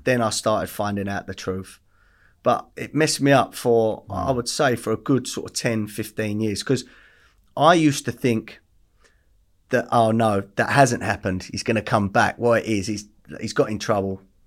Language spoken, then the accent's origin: English; Essex, East of England, United Kingdom; also born or lived in Bethnal Green / West London; we ended up in Essex when I was, like, three. Um, grew up above pubs.